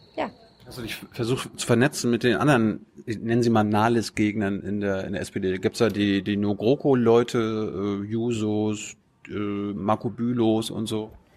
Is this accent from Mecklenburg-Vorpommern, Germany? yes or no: yes; Mecklenburg-Vorpommern, Germany; ich komme aus Norddeutschland, aber aus, aus Mecklenburg, aus der Kleinstadt